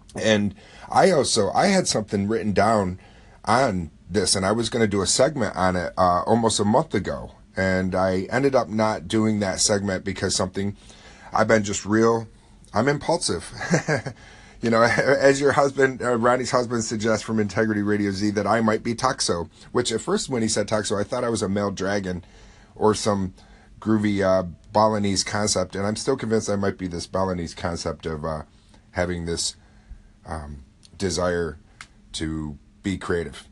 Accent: upstate New York, United States; here in my hometown

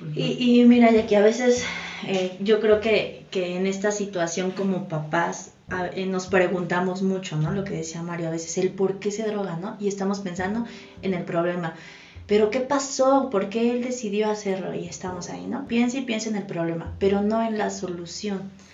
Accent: Mexico; como cultura mexicana

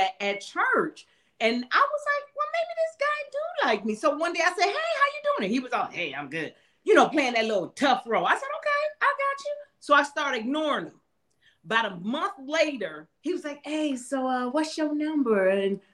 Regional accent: Detroit, Michigan, United States; moved away as an adult; now in North Las Vegas, United States; we're originally from Detroit, and now we're so glad to say that we are now residing in North Las Vegas

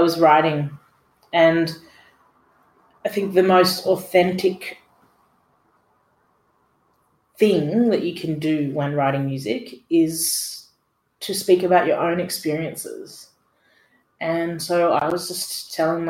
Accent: Dubbo, New South Wales, Australia; when I was growing up in Dubbo in the 90s

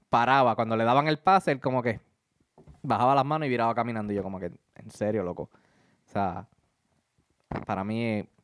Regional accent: Puerto Rico

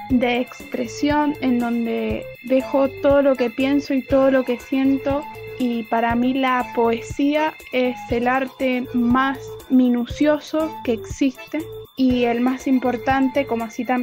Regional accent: San Martín, Mendoza, Argentina; soy de San Martín Mendoza.

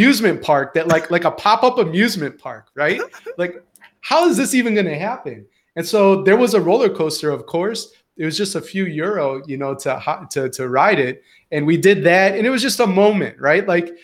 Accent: Chicago, Illinois, United States; moved away as an adult; also born or lived in Houston, Texas / Antwerp, Belgium / Scotland; now in Syracuse, United States; as a Midwesterner and a Chicagoan. And now a New Yorker

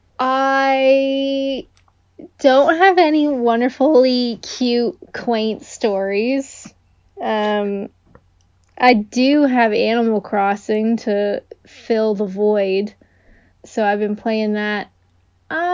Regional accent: Canada; I'm Canadian

